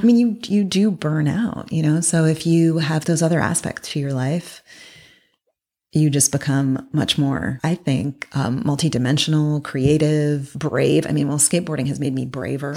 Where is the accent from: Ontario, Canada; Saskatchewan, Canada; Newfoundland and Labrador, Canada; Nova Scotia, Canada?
Ontario, Canada; Toronto; moved away as an adult; also born or lived in Berkeley / New York / Paris; I grew up in Toronto